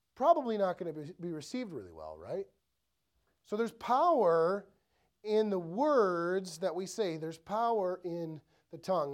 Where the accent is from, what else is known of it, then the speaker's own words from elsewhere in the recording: Ellsworth, Wisconsin, United States; I grew up in Ellsworth, so super small town, three thousand people